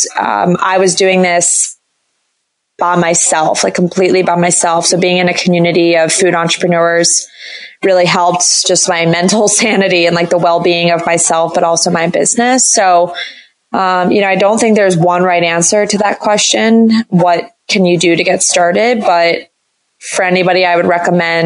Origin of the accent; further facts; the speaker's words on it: D.C., Maryland suburbs of Washington, United States; I moved home to my parents in the Maryland suburbs of Washington, D.C.